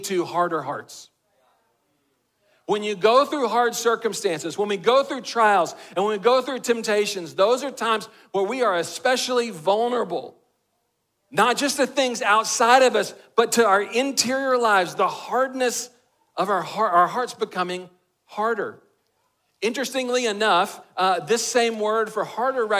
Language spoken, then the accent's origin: English; Texas, United States; I'm a boy from Texas